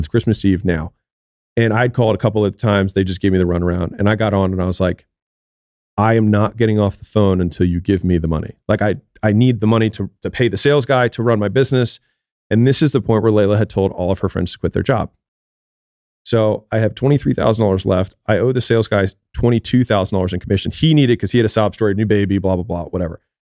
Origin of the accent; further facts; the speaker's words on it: Baltimore, Maryland, United States; moved away; I'm from Baltimore